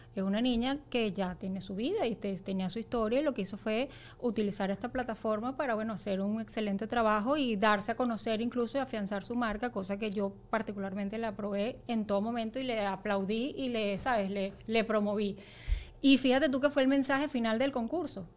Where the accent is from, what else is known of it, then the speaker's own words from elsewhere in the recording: Venezuela; nosotras como venezolanos